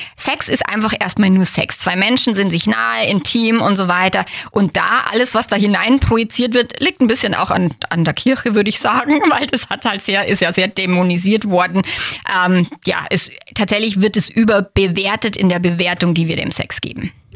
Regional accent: Feldkirchen-Westerham, Bavaria, Germany; born or raised there

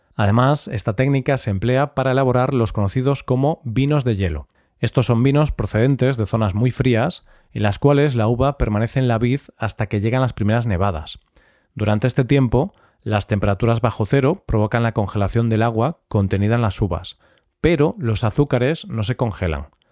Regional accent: Galicia, Spain; mi tierra, Galicia

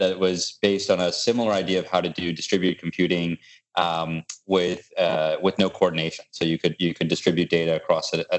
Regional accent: Virginia, United States; also born or lived in Buffalo, New York / Indiana; I grew up in university life, campus of University of Virginia, and then Purdue University up in Indiana. And we came back to, he got a position at NASA in this little town called Yorktown

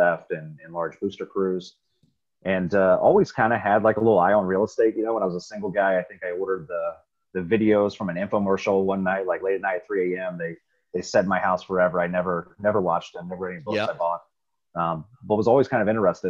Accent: Riverside, Ohio, United States; I grew up in Riverside, Ohio. It's a little suburb right outside of Dayton

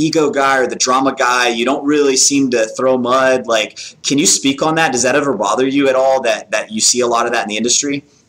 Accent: the South, United States; growing up in the South and then with the Marine Corps background

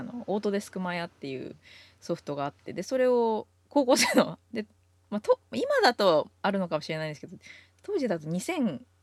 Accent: Tokyo, Japan; moved away as an adult; now in United States; 東京の大田区出身

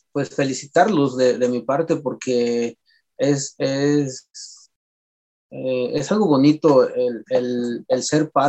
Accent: Michoacán, Mexico; first language Purépecha; Se puede decir que es mi, mi primer, eh, mi lengua materna, obviamente, porque somos purépechas, eh, me siento que, siento que estoy muy, muy identificado con esto

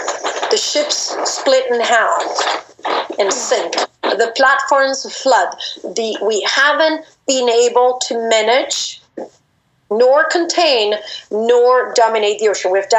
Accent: DR Congo; So I grew up in the Congo, and we kept spiders around.

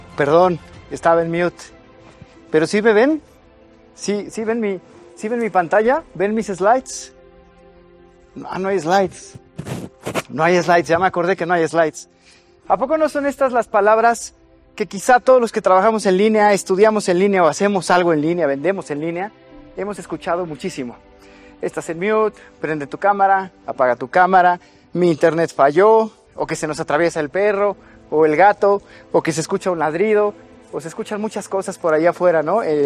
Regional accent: Mexico

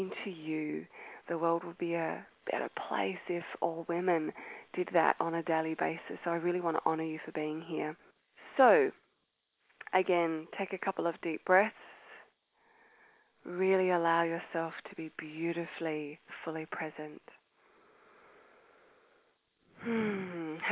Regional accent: Australia; accent: Australian; moved away as an adult; As you can tell by my accent, I am Australian, and I was born in Australia

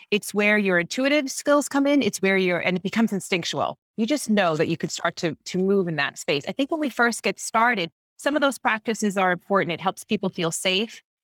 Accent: Long Island, New York, United States; I grew up on Long Island and everyone around me was Catholic

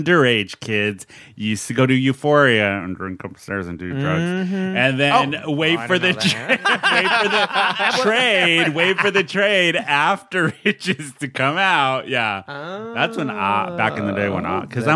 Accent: San Diego, California, United States; All three of us are natives. We were born and raised here.

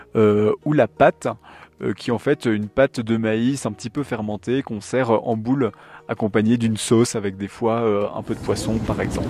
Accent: France; en tant que Français

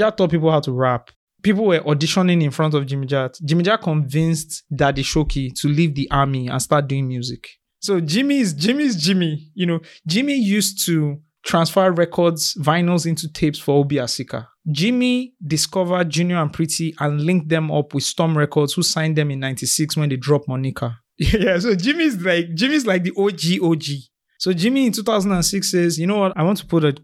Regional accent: Lagos, Nigeria; moved away; I'm from Lagos

